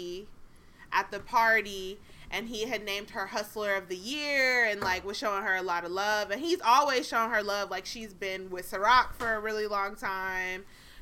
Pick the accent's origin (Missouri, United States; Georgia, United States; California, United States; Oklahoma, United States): Georgia, United States; Fulton County; now in Pennsylvania, United States; born in Fulton County